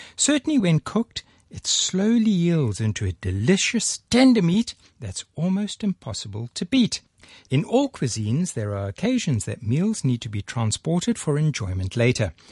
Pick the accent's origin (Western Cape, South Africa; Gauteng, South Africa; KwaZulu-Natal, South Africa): KwaZulu-Natal, South Africa; Durban; now in Hong Kong; my hometown of Durban